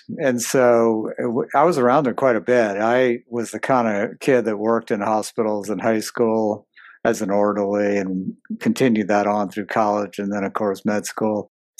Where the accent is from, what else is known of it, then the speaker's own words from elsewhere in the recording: New Orleans, Louisiana, United States; I grew up in a medical family. So I grew up in New Orleans.